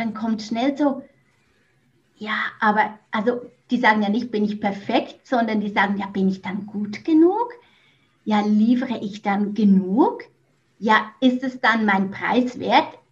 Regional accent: Switzerland; moved away as an adult; also born or lived in Mexico; now in Netherlands; Ja, genau … wie ihr wahrscheinlich bereits heraushören konntet, ich komme ursprünglich aus der Schweiz. Ich wohne aber seit knapp drei Jahren im Ausland Zuerst war ich in Mexiko zu Hause und jetzt wohne ich in den Niederlanden.

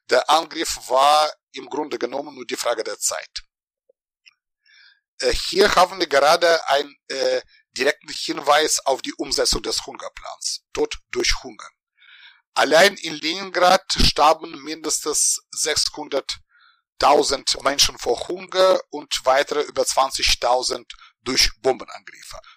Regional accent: Ukraine; ich bin in der Ukraine geboren und aufgewachsen oder wenn wir zeithistorisch korrekt bleiben, in der Sowjetunion, in der noch Sowjetunion.

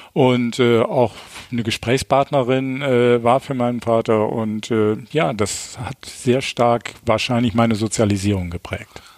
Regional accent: Düsseldorf, North Rhine-Westphalia, Germany; geboren äh, 11. Mai 1953 in Düsseldorf und äh, als drittes von fünf Kindern und bin aufgewachsen

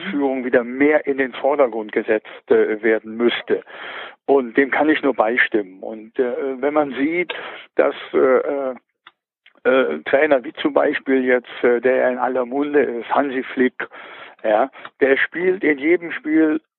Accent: Krefeld, North Rhine-Westphalia, Germany; Die Fortuna habe ich hier aus meinem Heimatort

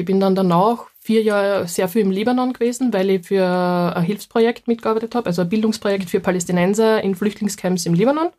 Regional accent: Leoben District, Styria, Austria; accent: Styrian; Das ist direkt aus dem Heimatbezirk von mir. Also ich komme aus dem Bezirk Leoben.

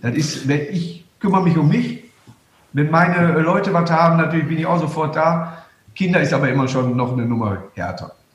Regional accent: Duisburg, North Rhine-Westphalia, Germany; Und Duisburg ist meine Heimatstadt

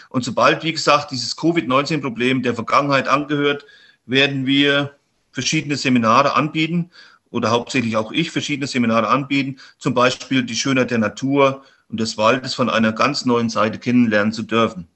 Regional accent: Hermannsfeld, Thuringia, Germany; mein Heimatort in Hermannsfeld, das ist so ein kleiner Ort, wo ich herkomme

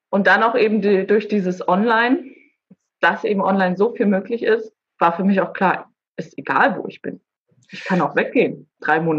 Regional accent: Boizenburg, Mecklenburg-Vorpommern, Germany; also born or lived in Baden-Württemberg; bin ich auch in Baden-Württemberg geboren und als ich gerade geboren wurde, ähm, ist meine Familie hierher nach Bolzenburg gezogen. Mhm. Also ich, gebürtig bin ich tatsächlich aus Baden-Württemberg, aber ja, verwurzelt bin ich nun mal in Mecklenburg-Vorpommern.

